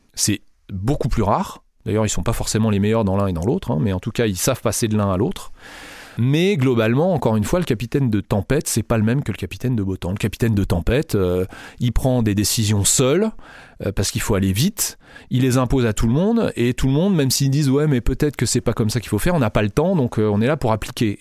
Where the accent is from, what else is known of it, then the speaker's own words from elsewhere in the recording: France; nous en France